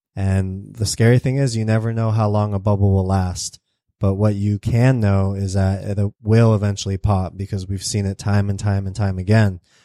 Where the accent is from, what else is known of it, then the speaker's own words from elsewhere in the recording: United States; I'm American